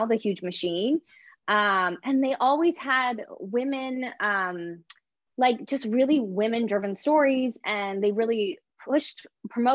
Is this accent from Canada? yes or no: yes; Canada; I'm Canadian too. So, you know, we grew up kind of speaking a little bit of French